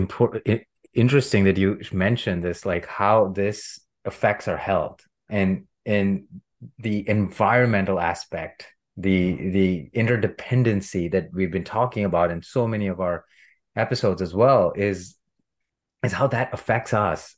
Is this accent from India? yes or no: yes; India; I grew up in India as a middle class cis Hindu man